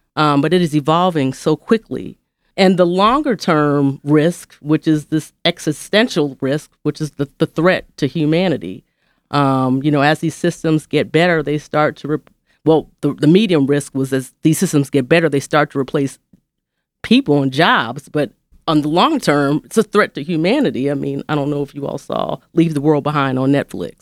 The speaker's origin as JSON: {"language": "English", "region": "West Coast", "country": "United States", "tie": "born or raised there", "also_born_or_lived": "Atlanta", "moved": "yes", "lives_now": "Memphis, United States", "said": "growing up in the West Coast"}